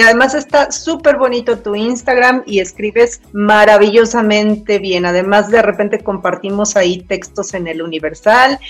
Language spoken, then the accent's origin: Spanish; Mexico; mi país, México